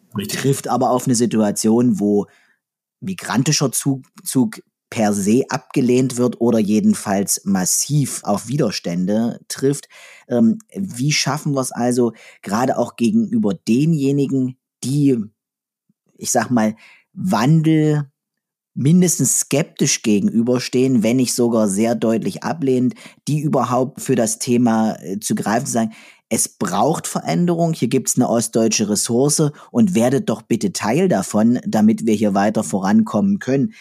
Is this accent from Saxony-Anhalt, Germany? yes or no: yes; southern Saxony-Anhalt, Germany; ich komme hier aus der Region im südlichen Sachsen-Anhalt, wo die Chemieindustrie sehr, sehr groß war